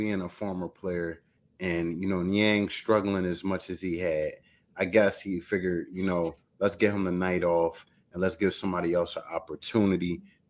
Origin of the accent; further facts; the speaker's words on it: Philadelphia, Pennsylvania, United States; I mean, we're Philly. We're from Philly.